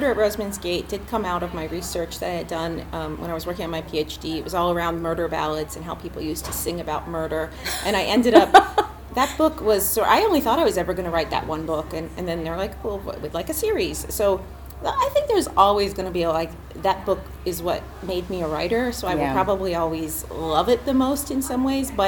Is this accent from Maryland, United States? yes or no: no; Philadelphia, Pennsylvania, United States; moved away as an adult; now in Chicago, United States; I actually grew up in Philadelphia, so not my true hometown